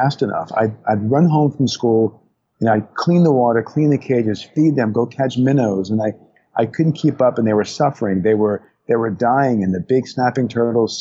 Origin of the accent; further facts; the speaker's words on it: New Orleans, Louisiana, United States; a childhood growing up outside New Orleans in Louisiana